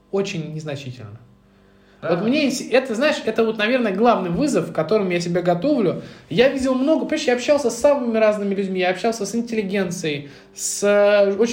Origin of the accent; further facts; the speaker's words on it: Moscow, Russia; я из Медведкова